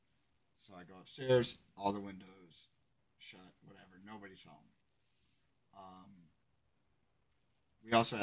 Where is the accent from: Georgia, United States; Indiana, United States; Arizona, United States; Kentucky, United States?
Indiana, United States; south-central; I grew up on Main Street in my hometown in 2000, right? South of Middle Indiana.